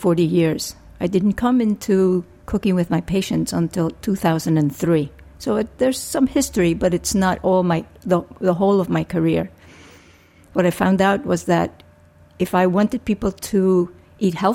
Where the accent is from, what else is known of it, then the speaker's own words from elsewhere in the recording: Puerto Rico; moved away as an adult; also born or lived in Philadelphia; I was born and raised in Puerto Rico